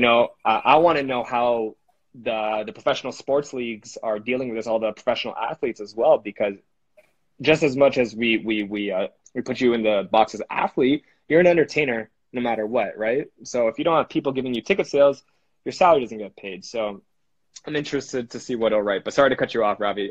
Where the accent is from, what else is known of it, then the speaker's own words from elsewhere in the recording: Canada; we're Canadian guys